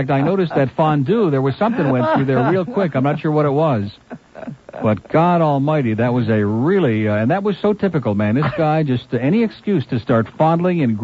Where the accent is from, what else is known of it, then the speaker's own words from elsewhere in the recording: upstate New York, United States; moved away; I'm from New York, I always make sure people know it's upstate New York